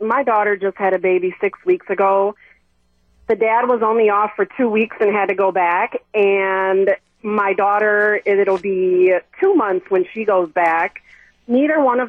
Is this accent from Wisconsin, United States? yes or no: yes; Milwaukee, Wisconsin, United States; moved away as an adult; now in Phoenix, United States; I grew up in Milwaukee